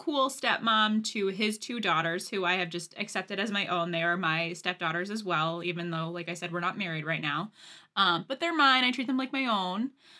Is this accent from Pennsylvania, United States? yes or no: yes; Pennsylvania, United States; now in Connecticut, United States; I'm originally from Pennsylvania.